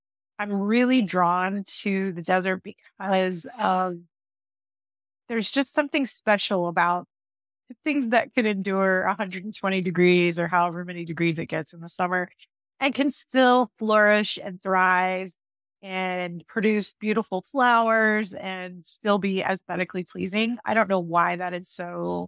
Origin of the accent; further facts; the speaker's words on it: Dallas, Texas, United States; now in Arizona, United States; I came from Dallas, Texas, where it was very lush and humid and green everywhere.